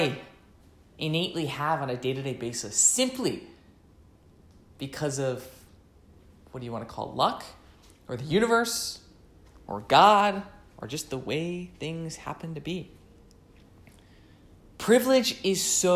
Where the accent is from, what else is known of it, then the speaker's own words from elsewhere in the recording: United States; being American